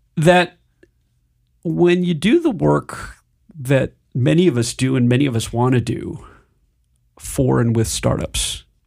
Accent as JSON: {"language": "English", "region": "Michigan", "country": "United States", "tie": "born or raised there", "also_born_or_lived": "Silicon Valley / Denver", "moved": "yes", "said": "I grew up in Michigan"}